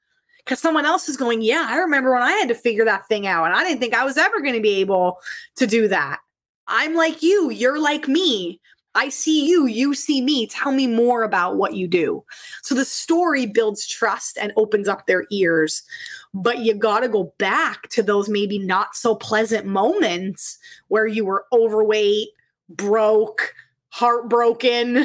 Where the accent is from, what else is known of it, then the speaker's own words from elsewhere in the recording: Pennsylvania, United States; moved away as an adult; now in Toronto, Canada; I was from Pennsylvania